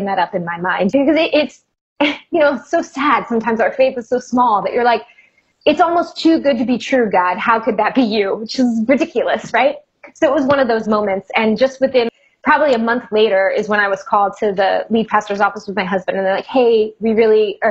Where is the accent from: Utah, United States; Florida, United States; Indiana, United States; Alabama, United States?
Florida, United States; South; moved away as an adult; now in New York City, United States; Growing up in South Florida, and particularly in the area that I was in, to your point, it wasn't a small town in any way